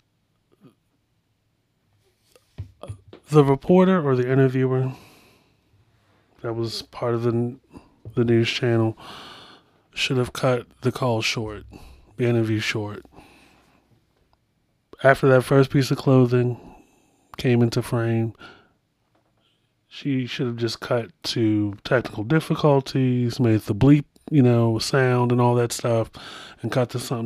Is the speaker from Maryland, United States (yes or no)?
yes; Baltimore, Maryland, United States; my hometown